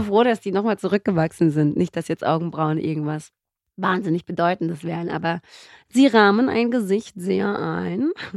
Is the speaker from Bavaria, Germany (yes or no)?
no; Göppingen, Baden-Württemberg, Germany; also born or lived in Mendefera, Eritrea / Karlsruhe / Ludwigsburg; ich habe im Schwarmland ungefähr, lass mich kurz rechnen, das dürften so 15, 16 Jahre gewesen sein, gelebt. Wir sind ja erst 1982 nach Deutschland gekommen